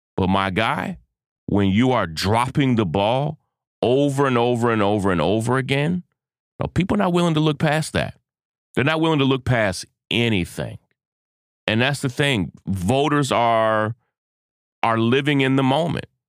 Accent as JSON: {"language": "English", "region": "Kentucky", "country": "United States", "tie": "born or raised there"}